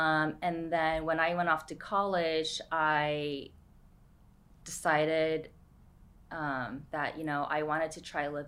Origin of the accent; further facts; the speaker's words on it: New York, United States; moved away as an adult; also born or lived in San Francisco / Boston; now in Chino Hills, United States; We grew up in New York.